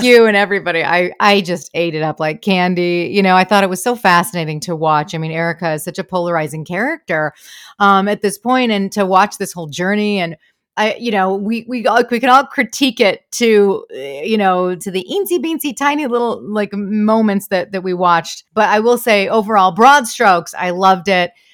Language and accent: English; Michigan, United States; I'm from, I'm from Michigan